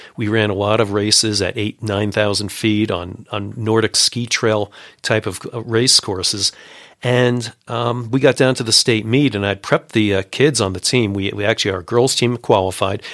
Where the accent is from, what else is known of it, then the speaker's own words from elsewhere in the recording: Long Island, New York City area, United States; now in Colorado, United States; I grew up in New York City area, uh, on Long Island